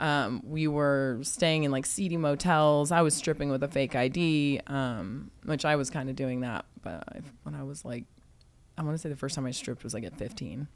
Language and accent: English; San Antonio, Texas, United States; I was born in Texas, uh, San Antonio, Texas, which I actually just got a house over there too.